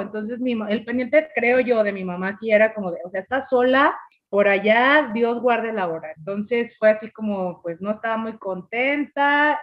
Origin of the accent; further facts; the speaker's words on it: Mexico; los que somos mexicanos